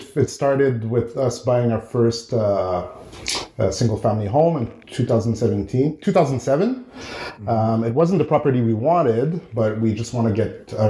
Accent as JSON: {"language": "English", "town": "Ottawa", "region": "Ontario", "country": "Canada", "tie": "born or raised there", "also_born_or_lived": "Montreal", "said": "I was born in Montreal, but grew up in Ottawa. My parents came to Canada 50 years ago through Montreal, and then when I was young, I moved to Ottawa."}